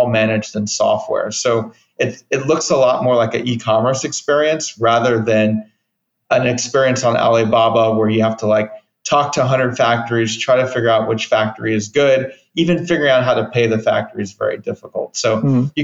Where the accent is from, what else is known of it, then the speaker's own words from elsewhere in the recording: Pasadena, California, United States; also born or lived in Berkeley, California; I'm from Southern California, from LA, Pasadena area